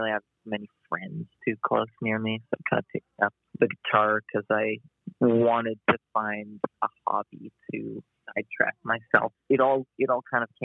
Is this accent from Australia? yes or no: no; Canada; now in Winnipeg, Canada; I'm from Canada